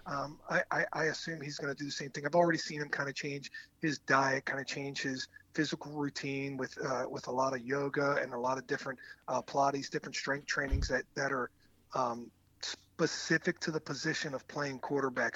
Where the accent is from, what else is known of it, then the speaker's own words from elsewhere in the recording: East Coast, United States; moved away as an adult; also born or lived in Green Bay, Wisconsin; I grew up on the East Coast